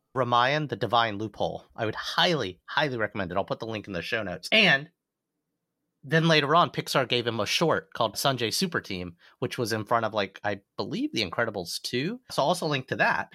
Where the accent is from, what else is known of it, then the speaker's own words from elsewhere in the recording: Alabama, United States; I was raised a Hindu in the great state of Alabama, not in a large Indian American community